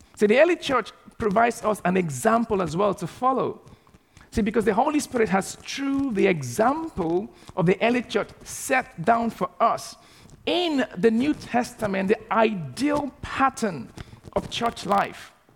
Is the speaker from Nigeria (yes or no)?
yes; Nigeria; moved away as an adult; also born or lived in Southampton; now in United Kingdom; in the city that I grew up back in Nigeria